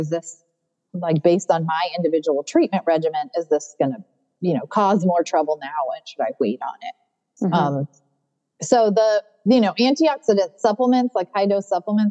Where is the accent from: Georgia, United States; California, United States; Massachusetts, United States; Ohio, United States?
California, United States; now in North Carolina, United States; I grew up in California